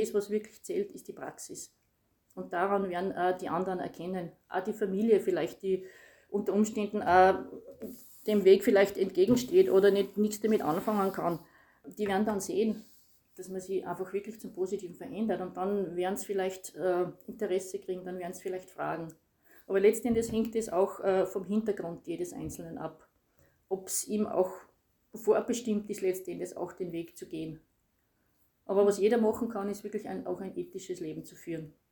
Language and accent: German; Styria, Austria; bin aus der Steiermark